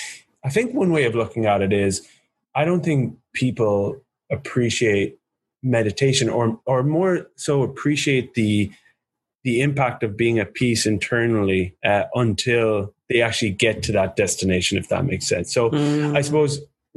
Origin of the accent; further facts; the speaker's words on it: United States; Because I'm from America and I talk like this.